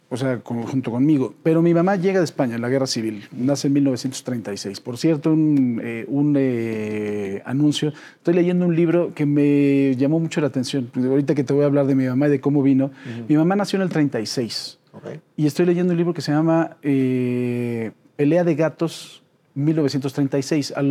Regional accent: Mexico City, Mexico; En la Ciudad de México. Aquí en México. Sí, en la colonia Roma.

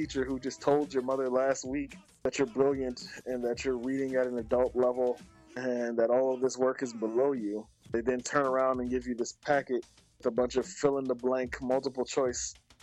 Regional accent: New York City, New York, United States; as a New Yorker growing up in Brooklyn, we go to DOE schools

